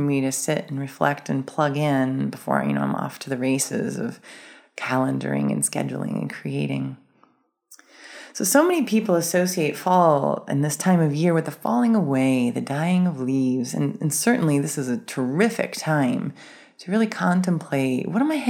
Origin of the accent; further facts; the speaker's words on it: Maryland, United States; I grew up in Maryland